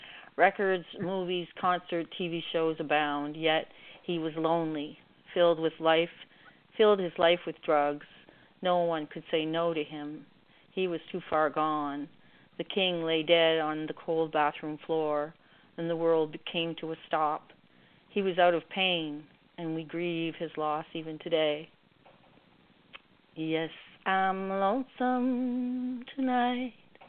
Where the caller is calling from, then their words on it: Canada; calling from Canada.